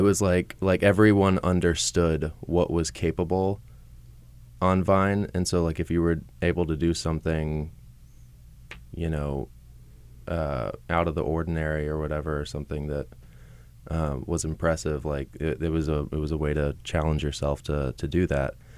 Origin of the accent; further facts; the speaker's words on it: Katy, Texas, United States; moved away as an adult; also born or lived in Houston, Texas; now in Los Angeles, United States; I am from Houston, Texas. I was raised in Katy, a suburb of Houston